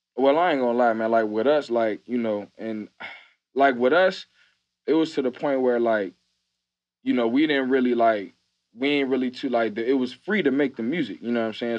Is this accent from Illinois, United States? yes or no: yes; Chicago, Illinois, United States; also born or lived in Atlanta; I'm from Chicago, like, the city.